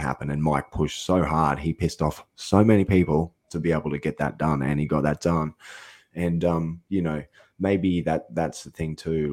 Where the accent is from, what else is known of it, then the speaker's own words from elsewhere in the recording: Australia; I'm an Australian guy